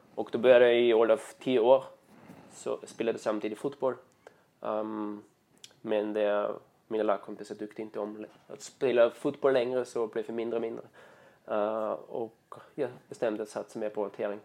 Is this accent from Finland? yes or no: no; Austria; Swedish is a second language; moved away as an adult; now in Sweden; jag kommer från östra delen av Österrike, uh, 10 mil söder om Wien, där Alperna börjar